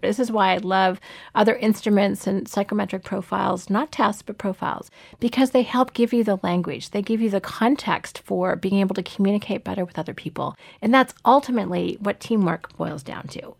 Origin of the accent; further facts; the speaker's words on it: Canada; also born or lived in Toronto; I live in Toronto and I'm Canadian by birth